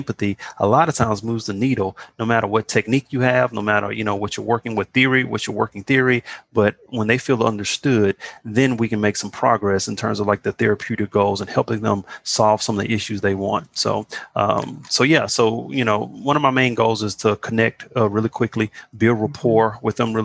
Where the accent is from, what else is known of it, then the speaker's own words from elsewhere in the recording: Beaumont, Texas, United States; I'm from Beaumont, Texas